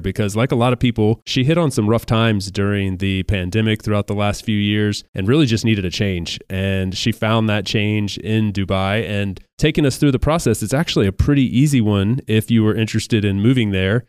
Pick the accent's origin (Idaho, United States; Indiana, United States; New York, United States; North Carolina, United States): North Carolina, United States; I grew up in North Carolina in the U S